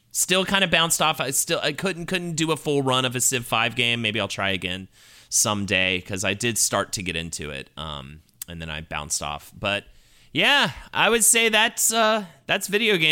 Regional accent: Charlotte, North Carolina, United States; moved away; my hometown of Charlotte.

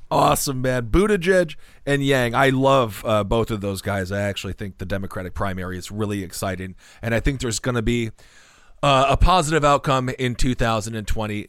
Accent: Wisconsin, United States; moved away; I'm from Wisconsin originally. The Midwest is a relatively polite spot.

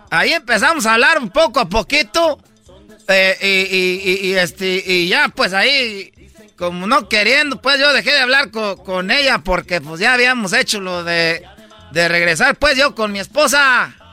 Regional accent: Michoacán, Mexico; como soy pues de Michoacán, nosotros no creas que nomás damos aguacates también

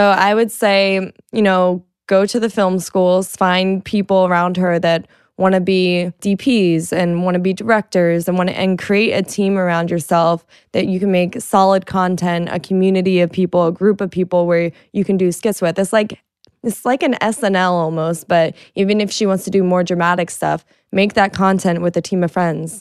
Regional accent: Florida, United States; I'm from Florida

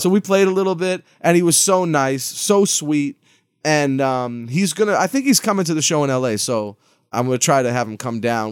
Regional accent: Lawrence, Massachusetts, United States; I'm from Lawrence, Massachusetts

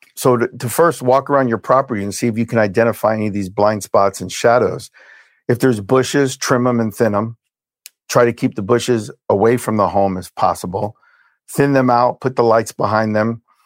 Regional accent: Hialeah, Florida, United States; also born or lived in Brooklyn, New York; I was born in Brooklyn, New York. We moved from Brooklyn to Hialeah, Florida. When I was six

